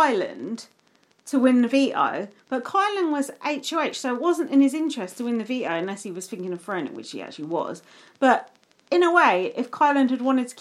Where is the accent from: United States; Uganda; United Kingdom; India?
United Kingdom; England; there's no way an English person would pronounce Derby, because we pronounce it Derby